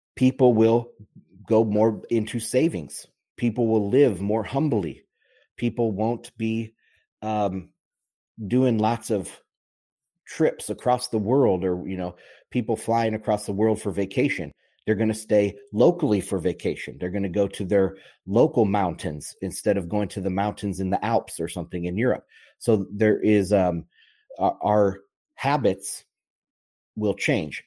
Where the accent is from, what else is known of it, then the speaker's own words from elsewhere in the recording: United States; I'm an American